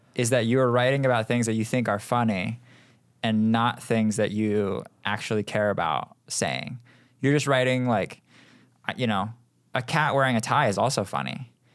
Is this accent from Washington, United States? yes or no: yes; Seattle, Washington, United States; moved away as an adult; now in Los Angeles, United States; I am from Seattle